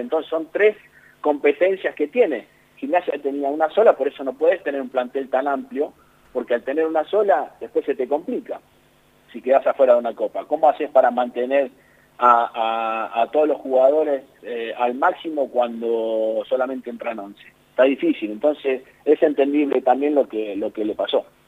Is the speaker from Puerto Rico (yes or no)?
no; Argentina